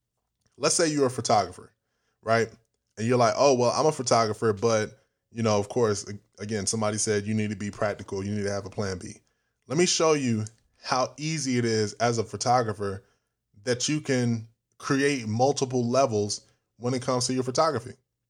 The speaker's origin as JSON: {"language": "English", "country": "United States", "said": "I'm African American. My parents are from Ghana. And growing up in African cultured household, we were only told to be a doctor, be a lawyer, be anything in the medical field."}